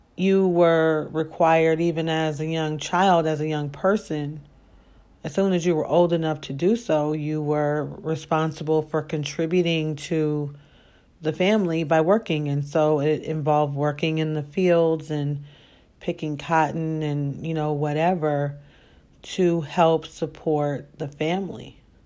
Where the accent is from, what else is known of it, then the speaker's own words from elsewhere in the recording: Chicago, Illinois, United States; I grew up on the south side of Chicago